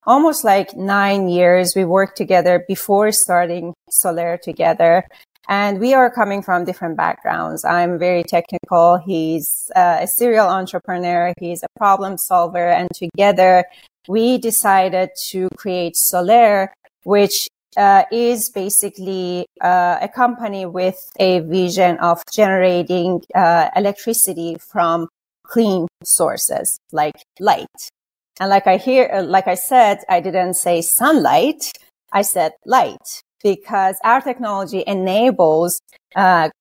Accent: Iran; moved away; I was born and raised in Iran.

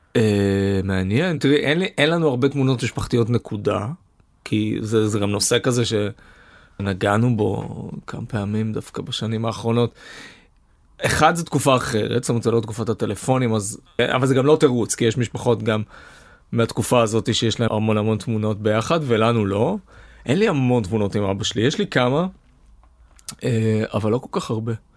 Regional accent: Herzliya, Tel Aviv District, Israel; moved away as an adult; אני גדלתי בהרצליה

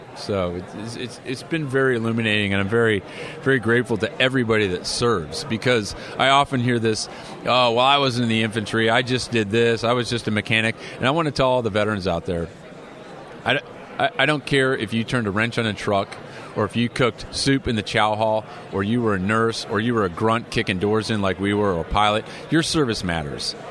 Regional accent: Illinois, United States; now in California, United States; as a California resident now, um, you know, my home state was Illinois

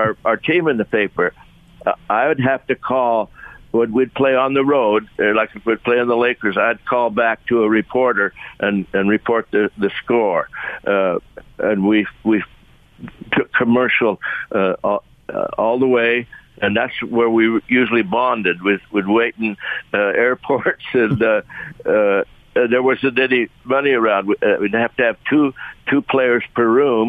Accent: Union, Utah, United States; We grew up in Union, and it was so far away from Salt Lake that the sun came up between us

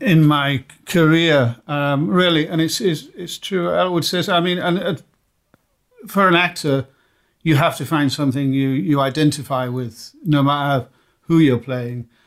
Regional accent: United Kingdom; I'm British

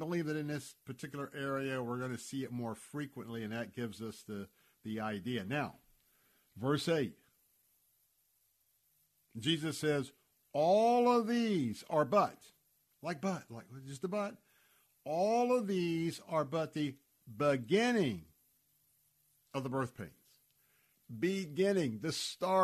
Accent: Tampa, Florida, United States; when I was a youngster growing up in Tampa, Florida, everybody went to a church

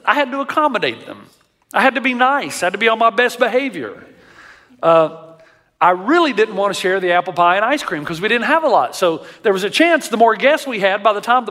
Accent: Tennessee, United States; I grew up in Tennessee

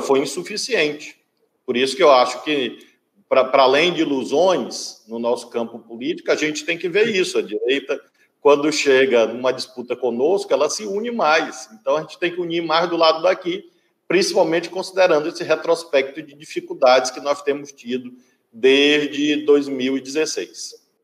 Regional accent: Brazil; eu, como brasileiro

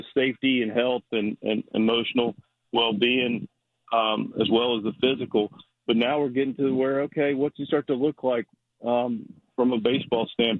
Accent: Charlotte, North Carolina, United States; I was born in Charlotte, but grew up a Maryland fan

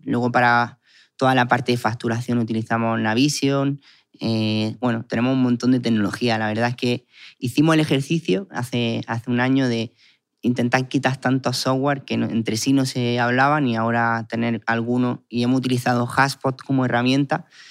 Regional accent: Guadix, Andalusia, Spain; vengo de un pueblo que es Caguadí

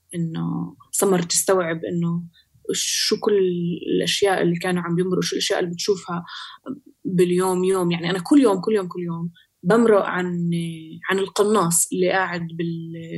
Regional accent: Palestine; إحنا كفلسطينية

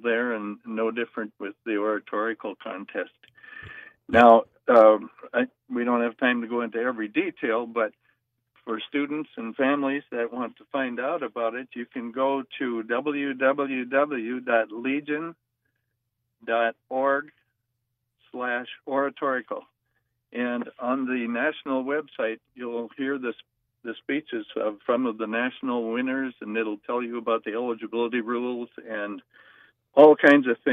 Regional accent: Minnesota, United States; grew up in my home state of Minnesota

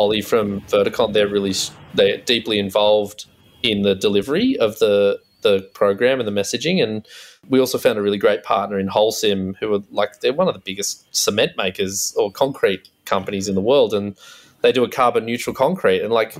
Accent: Forster, New South Wales, Australia; moved away as an adult; also born or lived in Sweden; growing up in Foster Tuncurry

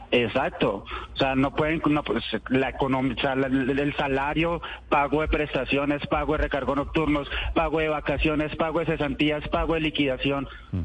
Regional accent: Colombia; 100% colombiano

